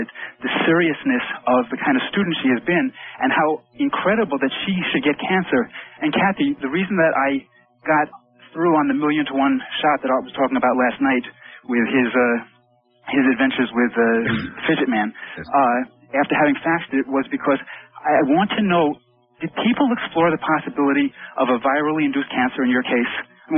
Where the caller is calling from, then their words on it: Southeast Michigan, United States; I'm calling from Southeast Michigan.